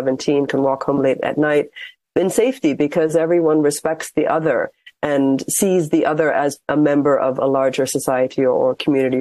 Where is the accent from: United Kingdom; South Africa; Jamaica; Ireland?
Ireland; now in Ramallah, Palestine; I was born in Ireland